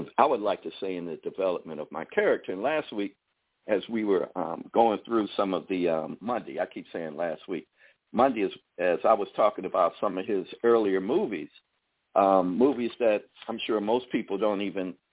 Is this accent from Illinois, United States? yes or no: yes; Chicago, Illinois, United States; we grew up in Chicago at the time when it was very geographically segregated